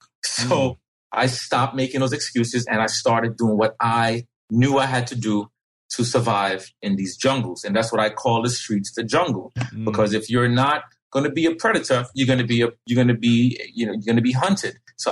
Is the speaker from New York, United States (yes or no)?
yes; New York City, New York, United States; also born or lived in Jamaica; now in Fairfield, Connecticut, United States; I'm from the Bronx. I was raised in the Bronx. I went to elementary school, junior high school in the Bronx.